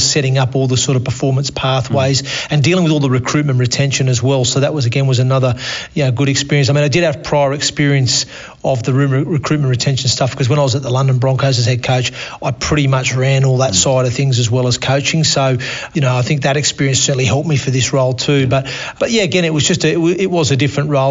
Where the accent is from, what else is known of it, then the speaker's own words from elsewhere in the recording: Australia; accent: Australian; moved away as an adult; also born or lived in Torquay, Devon, England / United Kingdom; now in York, United Kingdom; with an Australian accent now as well. Yeah, look, obviously, originally born in Torquay in Devon. Mum and Dad decided at the time when I was 8 to emigrate to Australia.